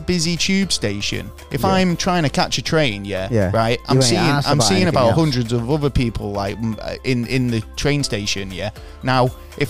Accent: Manchester, North West England, United Kingdom; I'm from Manchester, England, UK

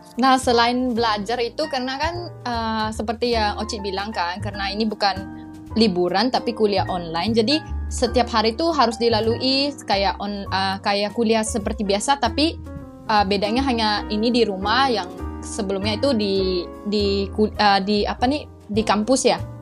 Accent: Malaysia; Indonesian is a second language; moved away as an adult; now in Bogor, Indonesia; Saya mahasiswa IPB asal dari Malaysia

